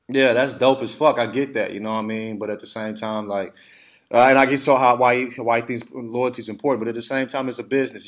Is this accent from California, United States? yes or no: no; Alabama, United States; I grew up in Alabama